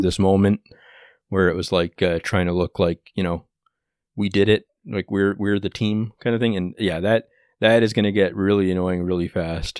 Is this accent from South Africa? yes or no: no; Canada; as a Canadian